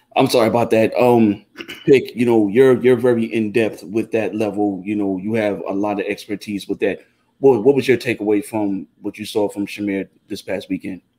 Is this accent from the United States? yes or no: no; Jamaica; I'm Jamaican